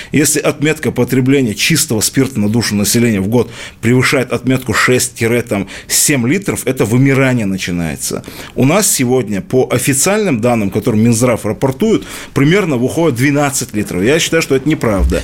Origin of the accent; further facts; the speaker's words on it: Dagestan, Russia; Дагестан – это мой родной край, это моя малая родина